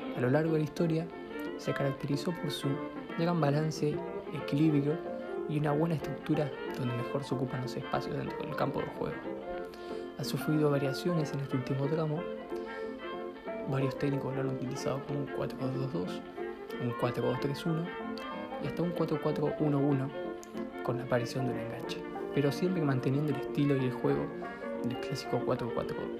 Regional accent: La Plata, Buenos Aires Province, Argentina; soy de La Plata

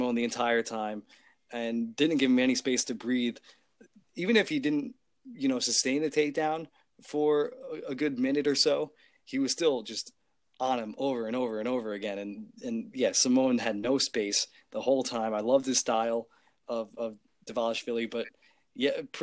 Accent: Long Island, New York, United States; I'm from Long Island

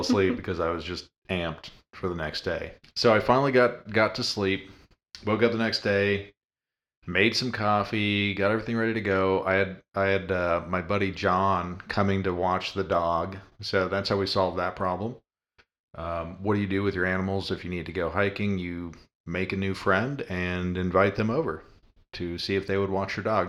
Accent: Colorado, United States; moved away; growing up in Colorado

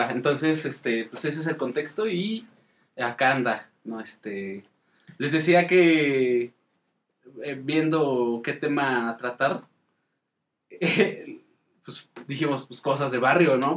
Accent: Mexico City, Mexico; Denzel y yo venimos de Iztapalapa, del Cerro de la Estrella

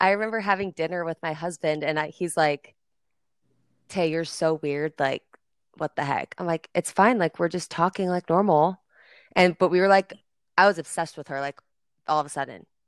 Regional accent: Nebraska, United States; I'm from Nebraska.

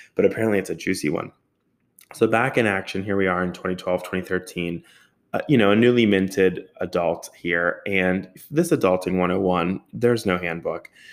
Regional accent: Pleasant Hills, Pennsylvania, United States; also born or lived in Robinson; I grew up in Pleasant Hills

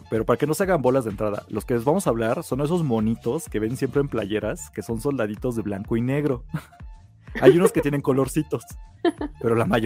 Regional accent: Mexico; Somos los mexicanos favoritos.

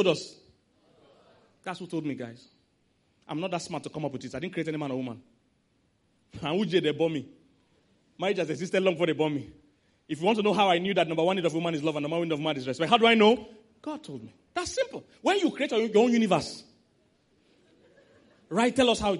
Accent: Nigeria

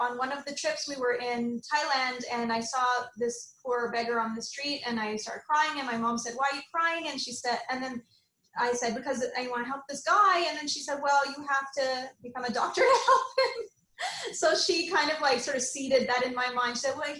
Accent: Montreal, Quebec, Canada; also born or lived in Saudi Arabia / Ghana; and then finally we settled back in Montreal, Canada. Yay. And then I grew up in Montreal from then on, from high school onwards, did my all my training at McGill, and then I moved to Toronto and then to here.

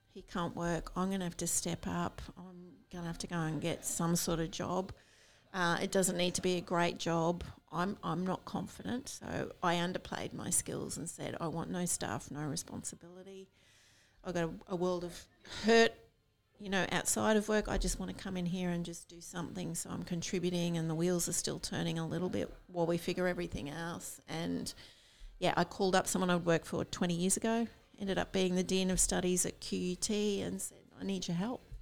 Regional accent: Rockhampton, Queensland, Australia; also born or lived in Sydney; i grew up in rockhampton

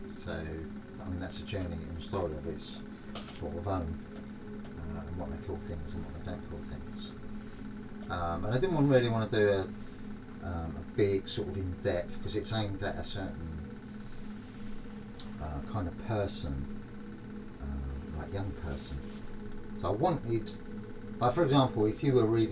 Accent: London, United Kingdom; accent: London; in London, being a Londoner

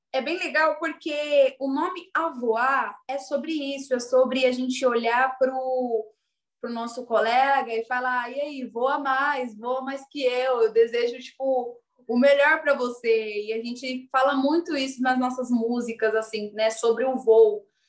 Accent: Diadema, São Paulo, Brazil; moved away as an adult; also born or lived in Butantã, São Paulo; now in São Paulo, Brazil; fui nascida e criada em Diadema

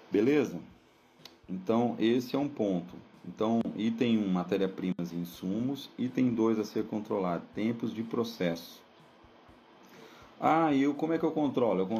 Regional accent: Brazil; E a gente, como bons brasileiros, em alguns momentos temos que é, ajustar esses parâmetros e aí começam as nossas discussões.

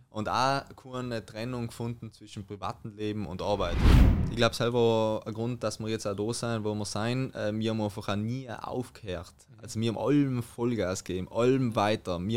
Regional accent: Trentino-Alto Adige, Italy; jetzt komm ich mal zur Better Version in Südtirol, mein Heimatland.

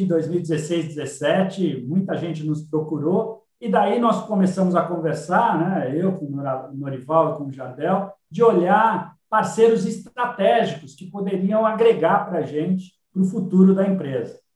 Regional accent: São Paulo, Brazil; eu sou nascido em São Paulo

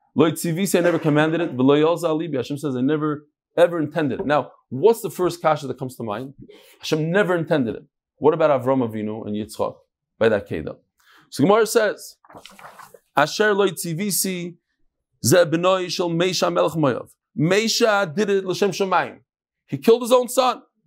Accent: New York, United States; I grew up in New York

